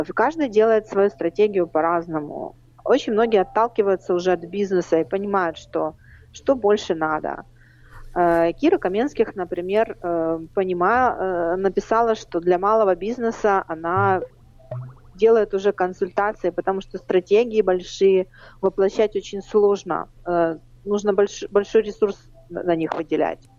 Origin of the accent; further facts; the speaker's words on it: Baku, Azerbaijan; now in Rivne, Ukraine; я родилась в Баку